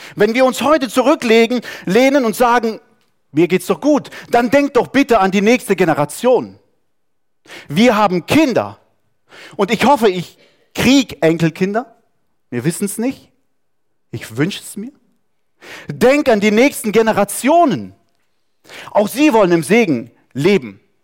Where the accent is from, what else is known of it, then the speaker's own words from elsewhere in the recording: Saarland, Germany; moved away; Wir sind irgendwo im Saarland aufgewachsen, wo es nur Französisch gab